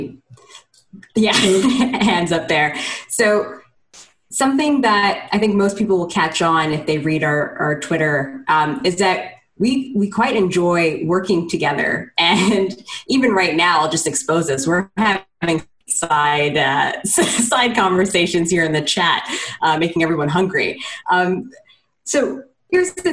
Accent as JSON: {"language": "English", "country": "Canada", "said": "as a Canadian"}